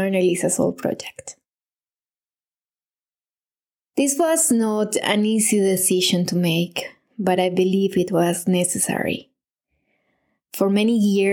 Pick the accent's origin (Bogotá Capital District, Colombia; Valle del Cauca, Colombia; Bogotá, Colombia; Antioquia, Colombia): Antioquia, Colombia; Medellín; moved away as an adult; now in Munich, Germany; I live in Munich, Germany, but I'm originally from Medellin, Colombia